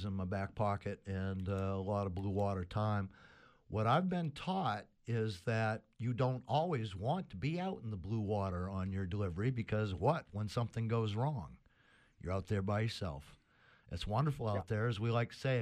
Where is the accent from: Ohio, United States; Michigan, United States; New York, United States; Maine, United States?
Maine, United States; Sebago Lake; I grew up on Sebago Lake